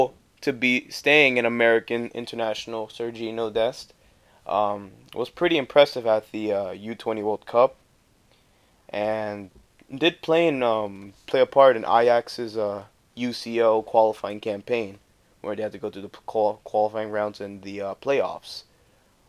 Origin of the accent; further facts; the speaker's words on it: Costa Rica; now in New Jersey, United States; I'm from Costa Rica